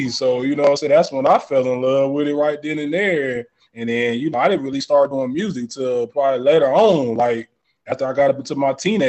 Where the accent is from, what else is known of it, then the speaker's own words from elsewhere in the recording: Columbus, Ohio, United States; I'm originally from Ohio, man. Columbus 614.